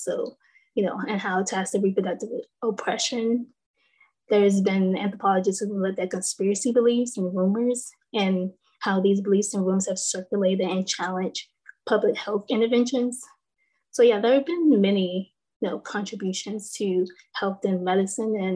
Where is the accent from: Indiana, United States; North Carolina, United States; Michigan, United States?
North Carolina, United States; I'm from North Carolina